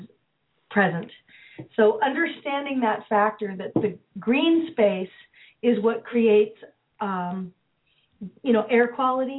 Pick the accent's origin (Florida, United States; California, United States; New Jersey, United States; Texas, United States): California, United States; San Francisco; moved away; also born or lived in Philadelphia; I grew up in the Haight-Ashbury in San Francisco in the 60s and 70s